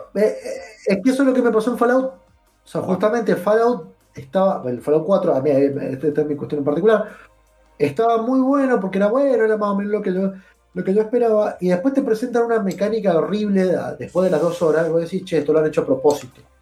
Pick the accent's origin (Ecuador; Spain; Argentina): Argentina; nosotros como argentinos